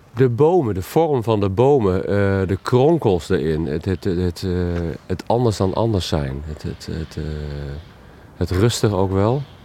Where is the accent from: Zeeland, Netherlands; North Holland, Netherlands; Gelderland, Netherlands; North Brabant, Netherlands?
Gelderland, Netherlands; Oosterbeek